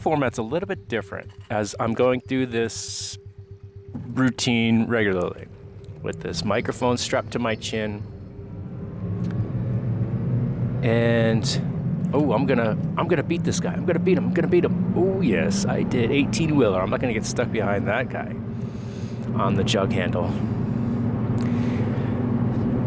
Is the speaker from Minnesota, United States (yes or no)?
no; New Jersey, United States; now in Maryland, United States; growing up in New Jersey